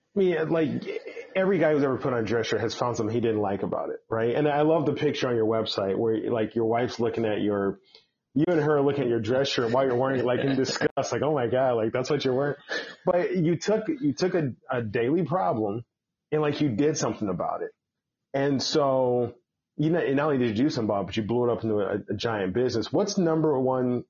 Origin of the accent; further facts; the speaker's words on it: Chicago, Illinois, United States; I'm a Chicago guy